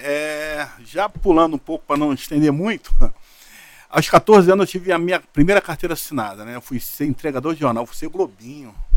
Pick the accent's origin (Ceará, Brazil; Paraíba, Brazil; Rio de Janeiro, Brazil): Rio de Janeiro, Brazil; Eu da ilha do governador fui parar em vira é, Vila Militar.